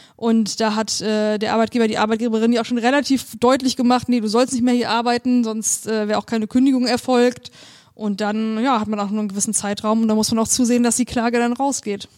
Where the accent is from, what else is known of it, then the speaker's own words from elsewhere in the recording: Germany; moved away as an adult; now in Bremen, Germany; ich komme aus der Nähe von Hamburg